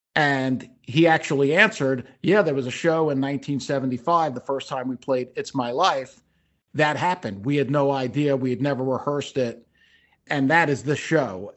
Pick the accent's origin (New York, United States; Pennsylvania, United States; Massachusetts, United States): New York, United States; Long Island; I grew up on Long Island. I went to Herrick's High School.